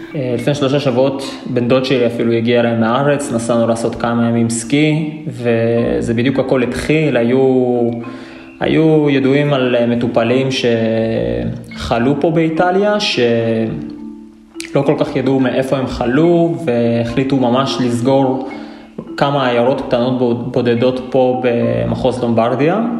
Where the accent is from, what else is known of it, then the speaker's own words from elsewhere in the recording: Ashkelon, Southern District, Israel; moved away as an adult; now in Pavia, Italy; במקור אני מאשקלון